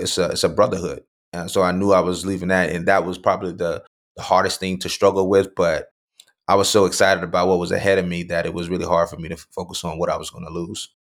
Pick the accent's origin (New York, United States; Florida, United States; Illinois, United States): Florida, United States; Mulberry; also born or lived in Lakeland, Florida; I was born in Lakeland, Florida, Lakeland Regional Hospital, uh, grew up in a small town next to Lakeland called Mulberry